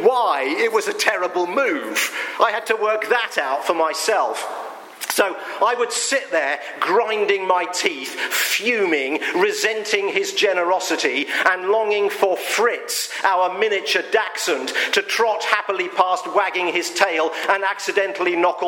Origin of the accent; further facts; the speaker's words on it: United Kingdom; I'm British